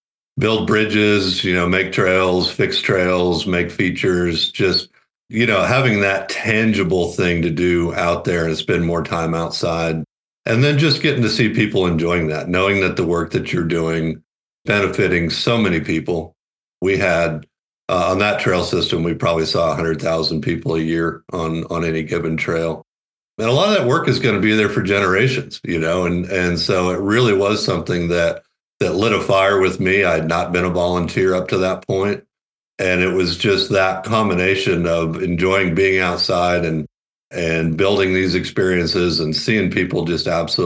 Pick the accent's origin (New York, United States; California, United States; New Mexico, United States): California, United States; San Diego; also born or lived in Southeast US; now in Colorado, United States; I grew up in Southern California, San Diego area